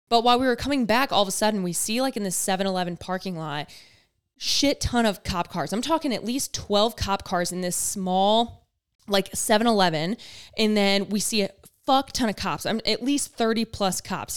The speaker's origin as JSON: {"language": "English", "region": "Michigan", "country": "United States", "said": "I'm from Michigan"}